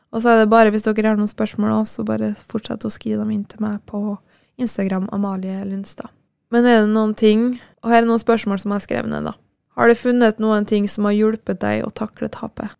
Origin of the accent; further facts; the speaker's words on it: Kristiansund, Møre og Romsdal, Norway; ble jeg nå boende hjemme i Kristiansund